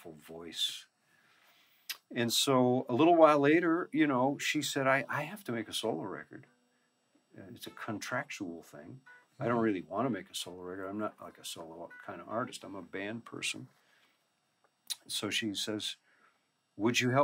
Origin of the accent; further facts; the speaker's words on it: United States; white kids and whatever growing up in America